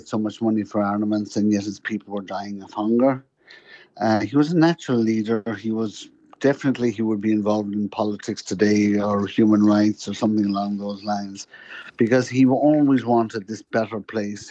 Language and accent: English; Louisburgh, County Mayo, Ireland; moved away as an adult; now in New York, United States; County Mayo, born in a little area called Lewisburg, right out on the Atlantic.